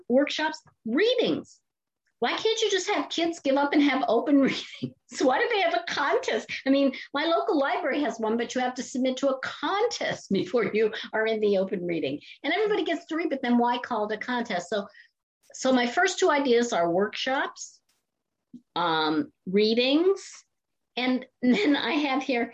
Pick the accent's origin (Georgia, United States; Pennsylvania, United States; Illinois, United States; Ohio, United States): Ohio, United States; Canton; moved away as an adult; also born or lived in Boston; I'm from Canton, Ohio, home of the Football Hall of Fame. And in my high school years, I spent more time in football pep rallies